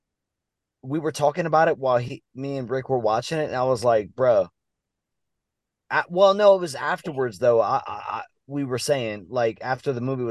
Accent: Mamou, Louisiana, United States; We're from Mamu

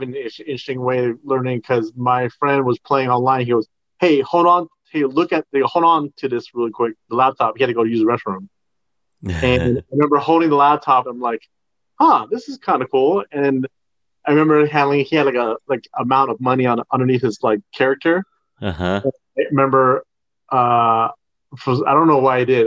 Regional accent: San Francisco, California, United States; moved away as an adult; now in Las Vegas, United States; Born and raised in San Francisco

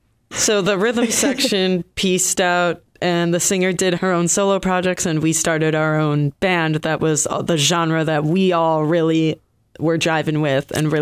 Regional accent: Detroit, Michigan, United States; moved away as an adult; now in Boston, United States; We hail from Detroit.

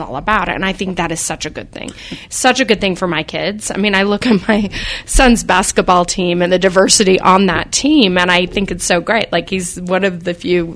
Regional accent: Salt Lake City, Utah, United States; I was born in Salt Lake, and I'm 52 years old

